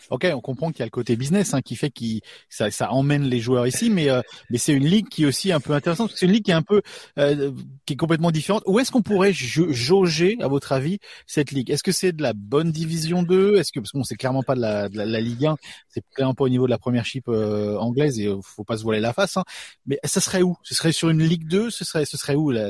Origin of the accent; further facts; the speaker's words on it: France; also born or lived in Australia; je suis les deux, je suis français et australien